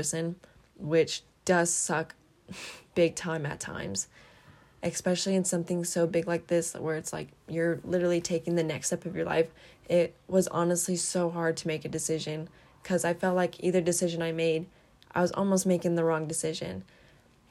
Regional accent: Kuna, Idaho, United States; all my life I've been here in Idaho, in Kuna, Idaho. This is where I've grown up

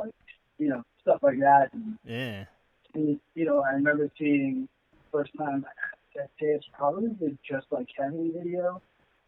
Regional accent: Long Island, New York, United States; when I was growing up in Long Island

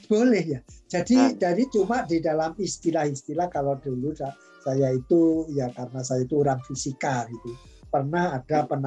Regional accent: Java, Indonesia; saya sendiri karena saya orang Jawa kan gunting itu ujungnya dua.

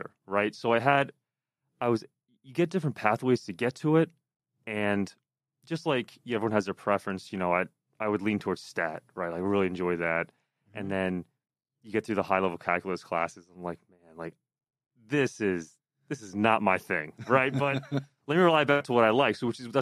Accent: Pennsylvania, United States; now in New Jersey, United States; I'm from Pennsylvania originally, so I'm not a Jersey guy

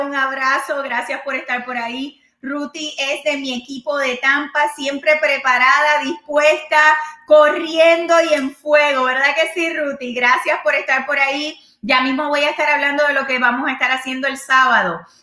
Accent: Puerto Rico; moved away; como buena boricua

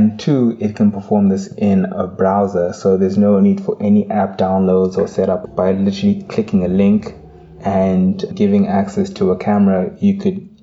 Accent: Zimbabwe; moved away as an adult; also born or lived in South Africa; Having lived in South Africa for half a decade and even, you know, growing up in Zimbabwe

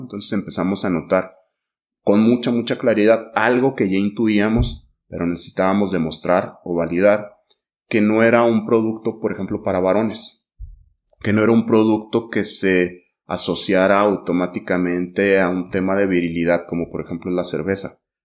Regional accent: Mexico; como mexicanos

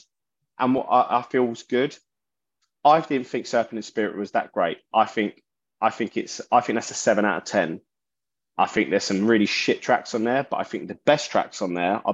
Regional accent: London, United Kingdom; I'm from South London

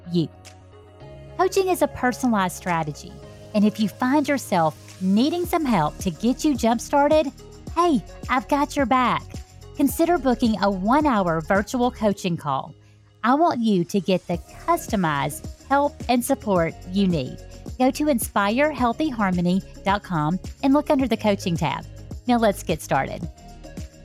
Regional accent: Alabama, United States; accent: Southern; I'm from Alabama

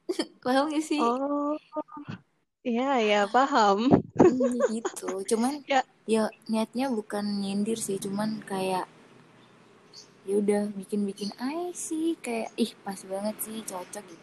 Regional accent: Semarang, Central Java, Indonesia; Aku asal Semarang.

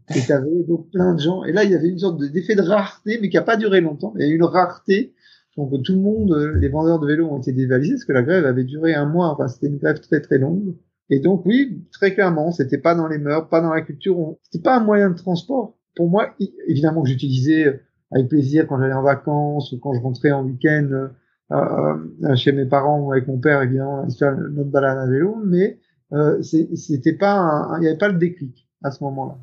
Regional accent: Picardy, Hauts-de-France, France; also born or lived in Paris, France; now in Brussels, Belgium; Je suis originaire de Picardie, en France

